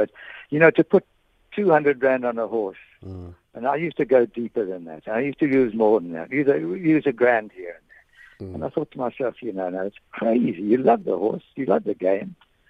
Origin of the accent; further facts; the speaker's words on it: Manchester, North West England, United Kingdom; born there; I was born in Manchester.